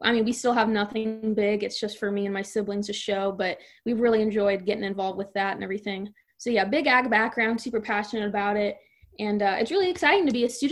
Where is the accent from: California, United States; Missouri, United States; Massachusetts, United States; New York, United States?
Missouri, United States; Franklin County; I'm from Franklin County, small town America over there. I'm an hour west of St. Louis, basically